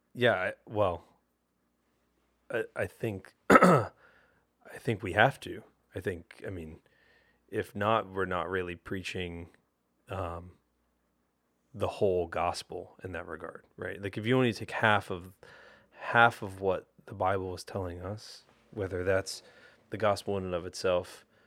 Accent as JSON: {"language": "English", "region": "New Jersey", "country": "United States", "tie": "born or raised there", "said": "growing up in South Jersey"}